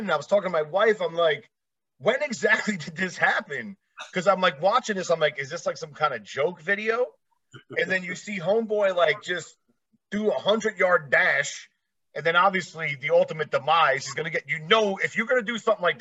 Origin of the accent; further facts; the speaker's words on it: East Coast, United States; Like I said, originally I'm from the East Coast area.